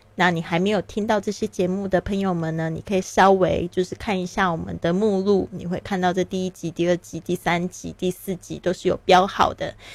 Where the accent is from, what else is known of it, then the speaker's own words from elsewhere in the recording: Taiwan; moved away as an adult; also born or lived in Shanghai; now in Barcelona, Spain; 我出生在台湾，那我爸爸是在上海出生的，所以呢，我对这个上海也是非常的有这个感情。我自己后来呢，也因为工作还有结婚的原因呢，我在上海住了七年的时间。那我现在人是在巴塞罗那